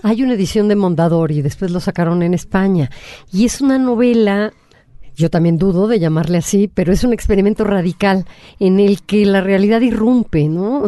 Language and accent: Spanish; Mexico